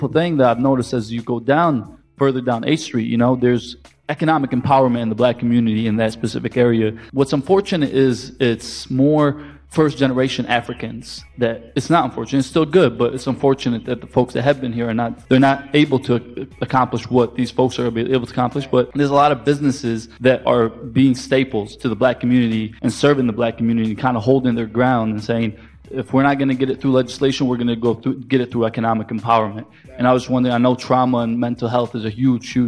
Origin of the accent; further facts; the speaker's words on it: Detroit, Michigan, United States; moved away as an adult; now in Washington, D.C., United States; I'm originally from Detroit